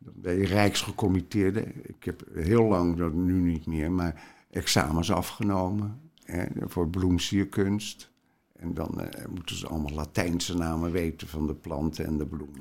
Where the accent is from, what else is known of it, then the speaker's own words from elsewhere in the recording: Rotterdam, South Holland, Netherlands; ik kom uit de Rotterdamse volksbuurt